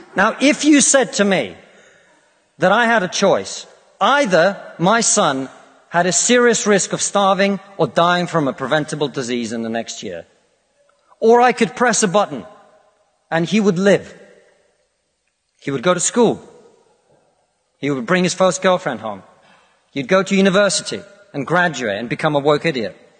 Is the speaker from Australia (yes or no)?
no; Russia; now in United Kingdom; I come from Russia, which is not a poor country